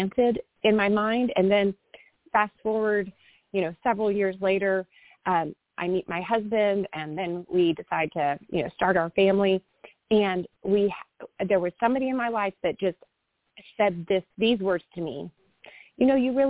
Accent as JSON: {"language": "English", "town": "Austin", "region": "Texas", "country": "United States", "tie": "born or raised there", "also_born_or_lived": "Dallas-Fort Worth area, Texas", "said": "I'm a sixth generation Texan and was born and raised in Austin."}